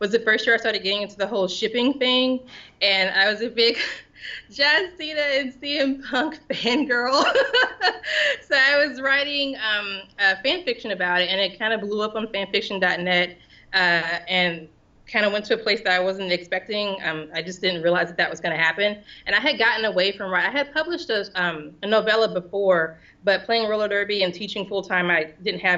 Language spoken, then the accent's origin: English; St. Louis, Missouri, United States; moved away as an adult; now in Houston, United States; I'm originally from St. Louis, and I moved to Houston